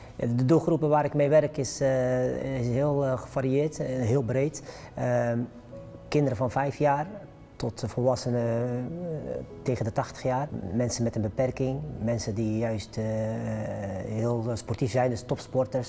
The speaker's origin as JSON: {"language": "Dutch", "town": "'s-Hertogenbosch", "region": "North Brabant", "country": "Netherlands", "tie": "born or raised there", "also_born_or_lived": "Morocco", "said": "woon achter in Den Bosch, eh, Noord-Brabant, eh, geboren in Marokko, eh, op vierjarige leeftijd naar Nederland gekomen"}